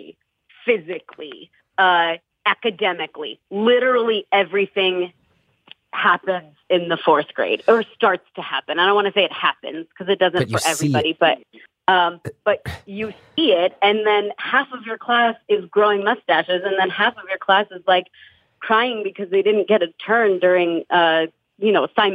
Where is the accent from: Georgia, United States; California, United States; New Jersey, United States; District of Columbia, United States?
New Jersey, United States; I'm from North Jersey